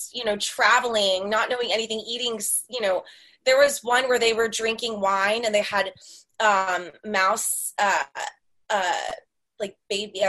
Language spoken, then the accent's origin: English; Dallas, Texas, United States; I am from Dallas